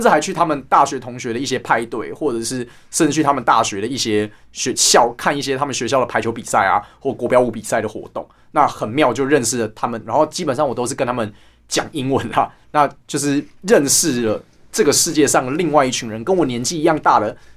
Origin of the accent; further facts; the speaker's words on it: Taipei, Taiwan; 我们家的那一站是，啊，其实就是中正纪念堂站啊